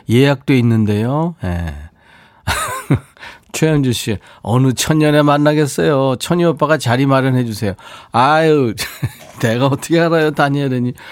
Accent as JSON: {"language": "Korean", "town": "Yangsan", "region": "South Gyeongsang", "country": "South Korea", "said": "저도 양산이에요."}